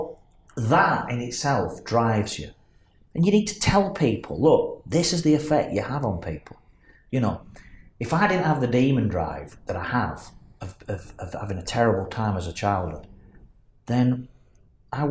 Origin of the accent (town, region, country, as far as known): Burnley, North West England, United Kingdom